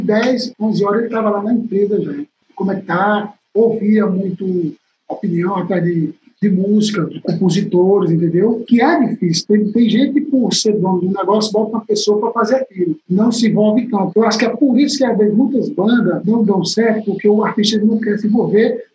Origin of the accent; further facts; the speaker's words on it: Quixadá, Ceará, Brazil; moved away as an adult; also born or lived in Fortaleza; Quando eu saí de Quixadá, que eu tocava na banda azul, que eu fui embora para Fortaleza, eu saí de Quixadá com 20 reais no bolso.